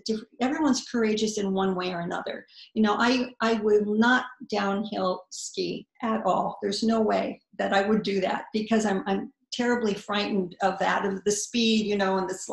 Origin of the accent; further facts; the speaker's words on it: United States; moved away as an adult; also born or lived in Paris / Rome; I was an American, and it just wasn't, I mean, I'm still an American